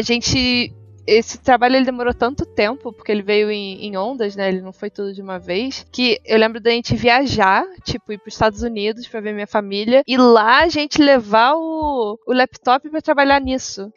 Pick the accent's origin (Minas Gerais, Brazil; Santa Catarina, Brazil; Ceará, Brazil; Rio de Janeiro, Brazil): Rio de Janeiro, Brazil; moved away as an adult; also born or lived in United States; now in São Paulo, Brazil; sou, sou, os dois, mas sou mais carioca. Mais tempo de vida aí no Rio